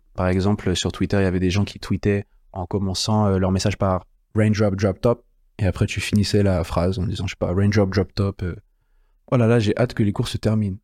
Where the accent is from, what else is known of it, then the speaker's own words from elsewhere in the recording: France; chez nous en France